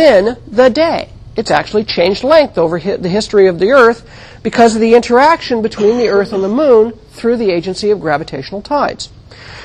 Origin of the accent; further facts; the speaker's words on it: United States; moved away; also born or lived in Santa Cruz, California / New England; I grew up in the Mojave Desert